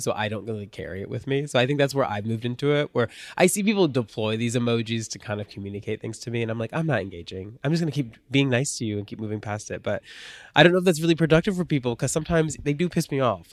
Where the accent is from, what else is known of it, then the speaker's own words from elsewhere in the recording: United States; I grew up on the Kentucky border